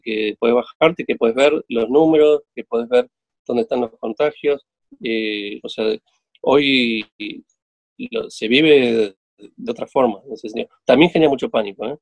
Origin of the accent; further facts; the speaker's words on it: Argentina; como argentinos